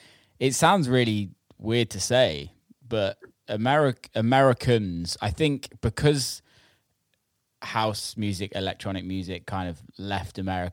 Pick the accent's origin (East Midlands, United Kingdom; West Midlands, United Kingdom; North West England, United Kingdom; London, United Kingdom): West Midlands, United Kingdom; Birmingham; now in Los Angeles, United States; growing up in Birmingham